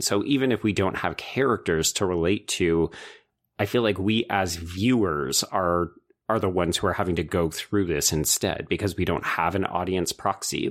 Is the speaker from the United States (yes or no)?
no; Canada